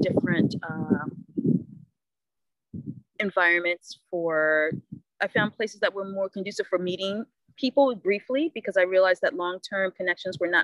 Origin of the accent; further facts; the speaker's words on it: the North, United States; moved away; I am from the North